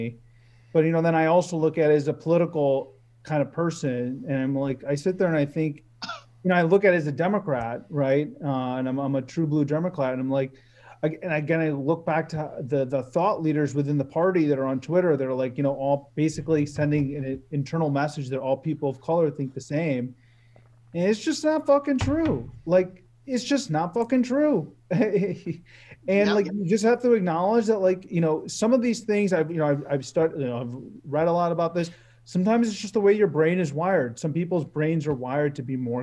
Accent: Cleveland, Ohio, United States; I'm from Cleveland

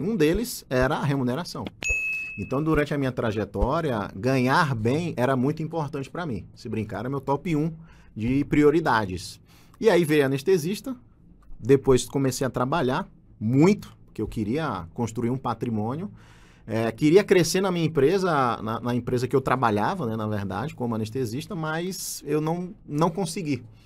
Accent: João Pessoa, Paraíba, Brazil; moved away; eu não quis voltar para minha cidade natal, que é em João Pessoa, na Paraíba

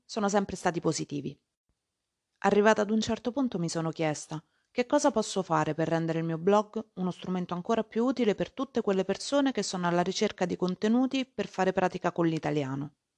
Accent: Italy; Lo stivale è la mia terra, un paese che se visto dall'alto ha la forma di una calzatura

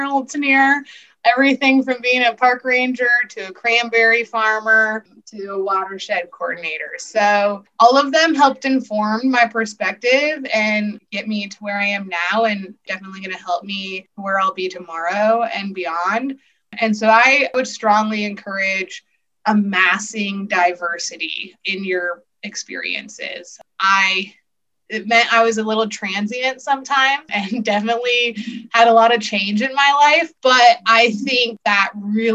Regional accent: Montana, United States; born and raised in Montana

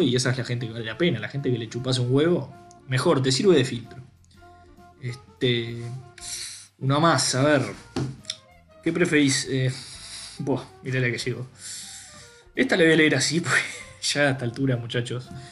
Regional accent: Uruguay; nosotros como uruguayos

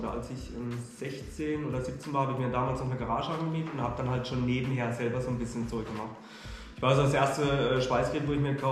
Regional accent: Freiburg, Baden-Württemberg, Germany; born there; ich komme äh, gebürtig aus Freiburg, also Süddeutschland.

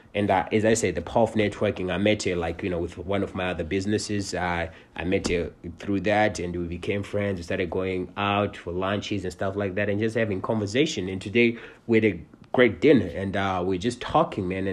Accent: Cincinnati, Ohio, United States; I'm from Cincinnati.

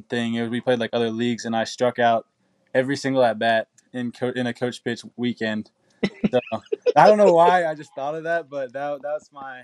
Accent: Knoxville, Tennessee, United States; also born or lived in New York / Maryland; I was born in Knoxville, actually born at UT Medical Center, and then we lived in New York for a year, in Maryland for 5 or 6 years, and then been back in Knoxville ever since

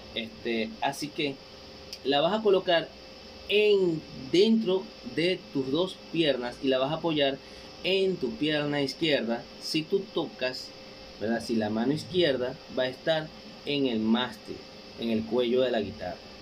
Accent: Guatire, Miranda, Venezuela; Un saludo a todos ustedes de parte de este venezolano, desde acá, desde Venezuela, claro que sí, el estado Miranda, donde en Guatire

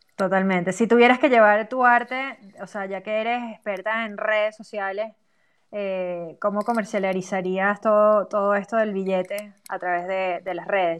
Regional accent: Venezuela

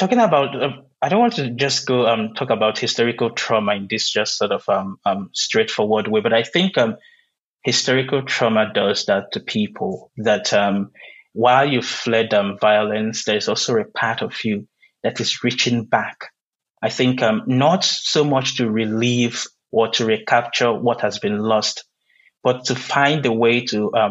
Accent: Nigeria; first language Igbo; English is a second language; moved away as an adult; now in United States; before I came to the US, I lived all my life in Nigeria, I grew up in Nigeria

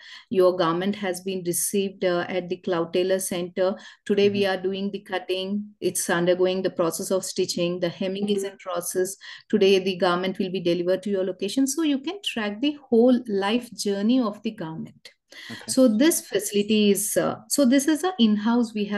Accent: Hyderabad, Telangana, India; I'm from Hyderabad.

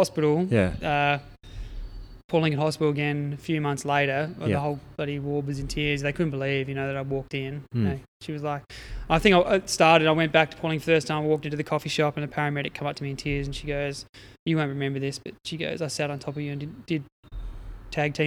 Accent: Adelaide Hills, South Australia, Australia; moved away as an adult; also born or lived in Eyre Peninsula; I grew up in the Adelaide Hills

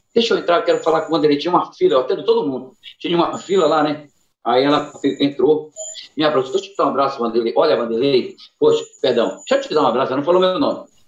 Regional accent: Pará, Brazil; eu amo o meu Pará, eu amo a Amazônia, eu amo o Norte

